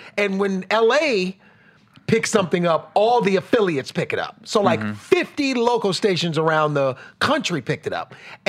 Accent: Cleveland, Ohio, United States; born or raised there

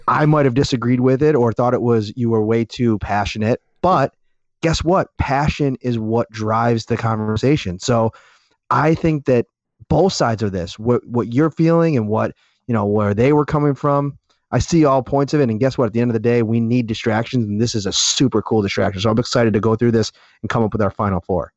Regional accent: Buffalo, New York, United States; I'm a North Towns guy

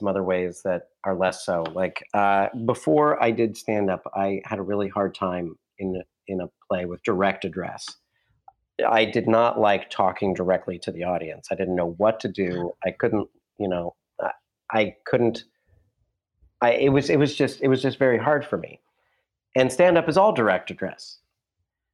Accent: Ohio, United States; moved away as an adult; now in New York, United States; I was coming from Ohio to New York

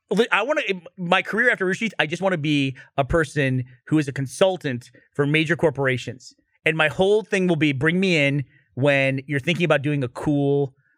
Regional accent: Russia; Because we're a family from Soviet Russia.

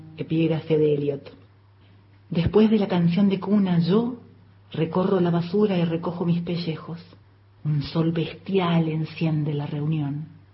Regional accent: Neuquén, Argentina; moved away; also born or lived in Córdoba; Nací en Neuquén a mediados de la fragorosa década del 70. Viví en Córdoba mucho tiempo.

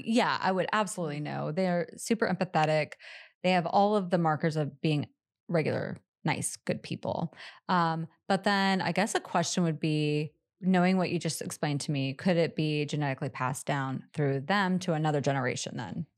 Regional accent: Pacific Northwest, United States; I grew up in the Pacific Northwest

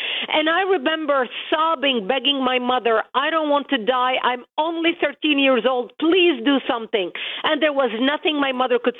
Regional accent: Lebanon; now in United States; I was born and raised in Lebanon, which used to be the only majority Christian country in the Middle East.

